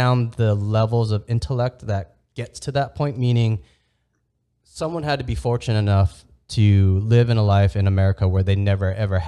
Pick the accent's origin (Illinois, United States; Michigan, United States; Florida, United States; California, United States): California, United States; San Diego; moved away as an adult; now in Las Vegas, United States; growing up in San Diego, California, then living in Las Vegas for the last 9 years